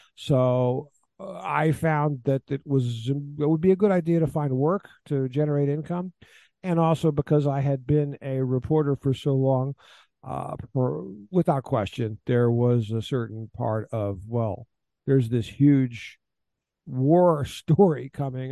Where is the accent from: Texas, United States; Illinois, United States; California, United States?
Texas, United States; Houston; moved away as an adult; also born or lived in Ukraine / Afghanistan; now in Kyiv, Ukraine; I'm from Houston, Texas. I'm a native born American